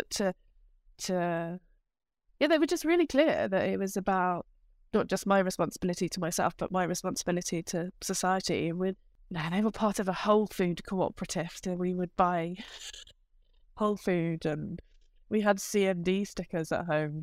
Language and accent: English; United Kingdom; moved away as an adult; now in Amsterdam, Netherlands; I am a Brit who lives in Amsterdam.